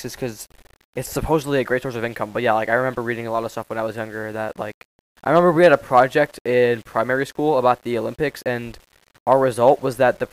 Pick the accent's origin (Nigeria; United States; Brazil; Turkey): Turkey; I come from Turkey, so I have a lot of Muslims in my family